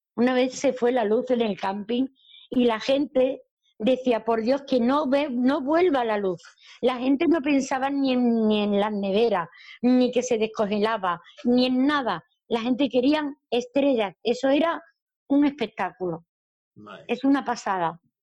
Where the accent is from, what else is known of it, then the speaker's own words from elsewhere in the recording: Andalusia, Spain; soy andaluza.